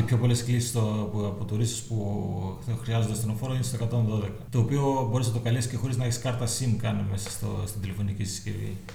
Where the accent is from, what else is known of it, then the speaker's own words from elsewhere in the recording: Kalambaka, Thessaly, Greece; moved away as an adult; also born or lived in Athens, Greece; now in Tinos, Greece; Και εγώ από Καλαβάκα, ήρθαμε μαζί με τον Αποστολή πριν 14 χρόνια εδώ